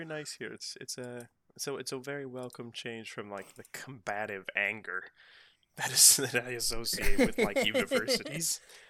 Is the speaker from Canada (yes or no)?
no; Pacific Northwest, United States; And me being from, you know, Pacific Northwest